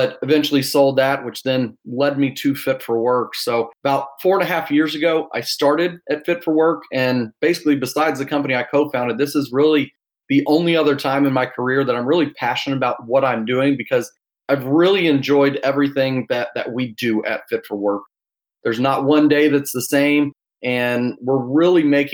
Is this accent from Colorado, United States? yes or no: no; Louisville, Kentucky, United States; moved away as an adult; now in Austin, United States; I am from Austin, Texas, originally from Louisville.